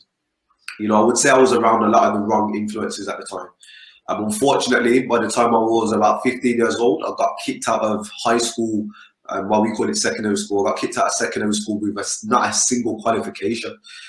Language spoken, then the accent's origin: English; Birmingham, West Midlands, United Kingdom; also born or lived in Caribbean; I'm an entrepreneur from Birmingham here in the UK.